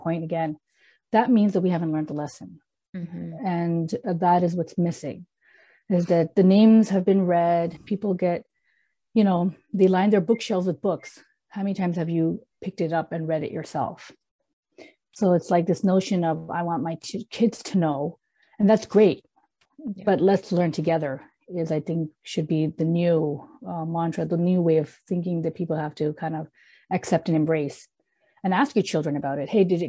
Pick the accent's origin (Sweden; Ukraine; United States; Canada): Canada; moved away; I grew up in Canada